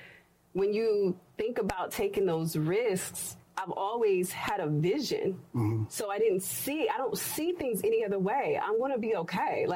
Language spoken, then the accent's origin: English; Cincinnati, Ohio, United States; moved away; I was in Cincinnati. That's my hometown.